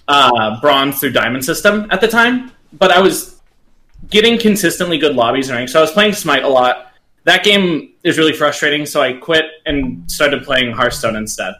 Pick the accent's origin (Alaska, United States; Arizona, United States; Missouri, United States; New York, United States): Arizona, United States; I'm from Arizona.